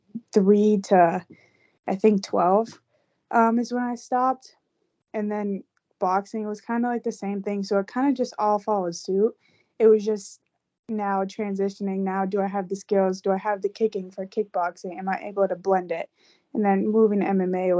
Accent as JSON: {"language": "English", "town": "Tewksbury", "region": "Massachusetts", "country": "United States", "tie": "born or raised there", "also_born_or_lived": "North Carolina", "said": "I'm from Tewksbury, Mass. I've lived there pretty much my whole life."}